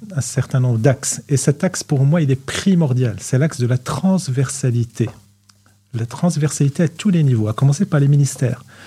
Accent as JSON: {"language": "French", "country": "Morocco", "moved": "yes", "said": "Nous sommes des Marocains, nous sommes au Maroc"}